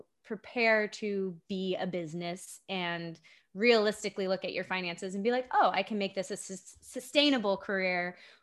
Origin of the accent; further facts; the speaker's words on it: Japan; also born or lived in Virginia, United States; Yeah, so I grew up in Japan, but yes. I lived in Virginia. My family lived in Virginia before we went overseas.